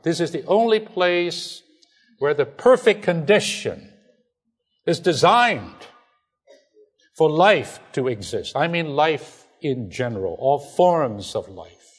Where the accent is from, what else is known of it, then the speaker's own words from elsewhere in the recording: China; English is a second language; moved away; I'm from China.